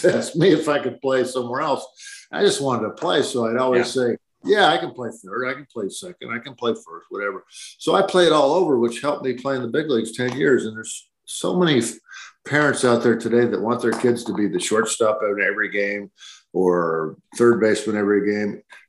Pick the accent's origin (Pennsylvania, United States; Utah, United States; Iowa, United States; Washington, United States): Iowa, United States; born there; moved away; also born or lived in San Diego; And I was born in Iowa, moved to San Diego like John Wayne.